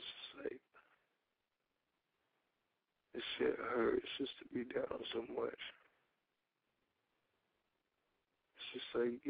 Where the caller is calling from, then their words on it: North Carolina, United States; 18 in North Carolina.